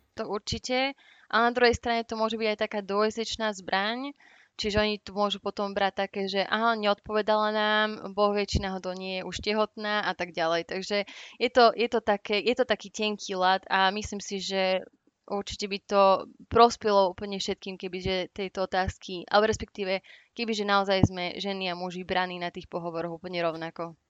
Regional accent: Slovakia; moved away as an adult; now in United Kingdom; ako Slovenka

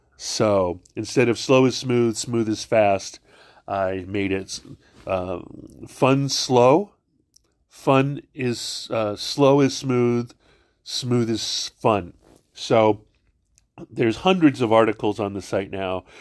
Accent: Hawaii, United States; I'm not from Virginia. I'm from Hawaii.

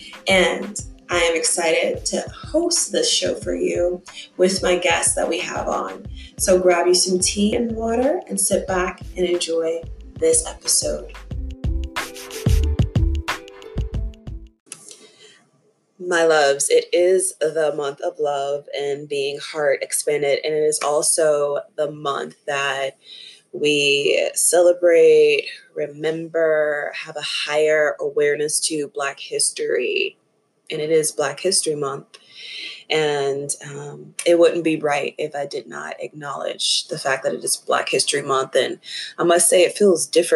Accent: Tennessee, United States; moved away as an adult; now in Asheville, United States; I'm from, born and raised in Tennessee

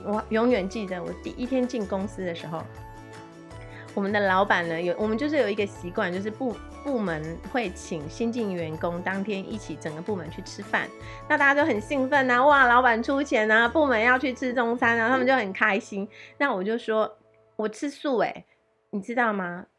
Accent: Taiwan; now in Taipei, Taiwan; 我是一个不吃青菜的小孩，特别是来台北之后，你知道在乡下长大的孩子

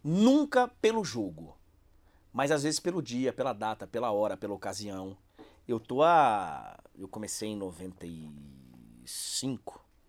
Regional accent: Bahia, Brazil; Eu fui criado na Bahia.

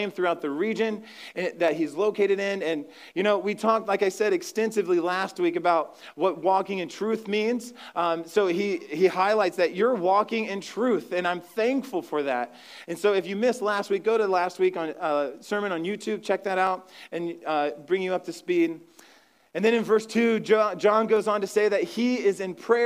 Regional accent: Ohio, United States; moved away; I'm from Ohio, I'm from the Midwest

